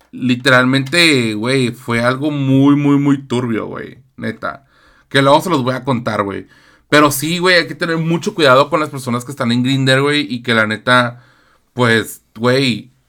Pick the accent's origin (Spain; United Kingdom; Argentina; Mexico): Mexico; Tijuana, Baja California; Somos de Tijuana. Tijuana, nena. Tijuana.